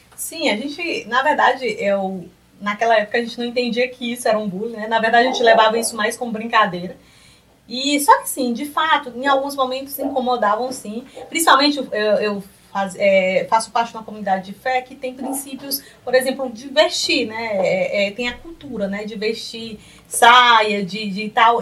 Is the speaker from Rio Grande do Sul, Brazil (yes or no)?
no; Piripiri, Piauí, Brazil; sou piripiriense, né? nasci e me criei na cidade de Piripiri.